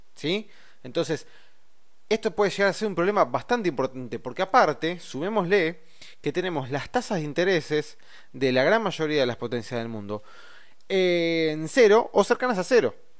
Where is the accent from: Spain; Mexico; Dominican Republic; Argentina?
Argentina; a nosotros, como argentinos, que tenemos una economía débil